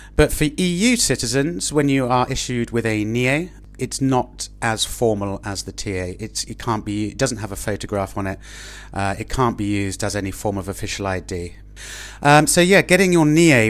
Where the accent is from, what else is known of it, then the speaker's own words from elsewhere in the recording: Oxford, South East England, United Kingdom; moved away as an adult; now in Madrid, Spain; I'm speaking to you from my hometown of Oxford in England